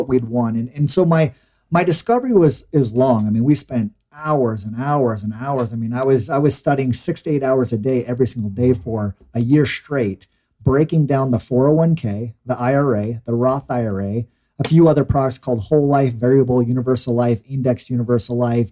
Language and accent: English; Mesa, Arizona, United States; I was born in Mesa, Arizona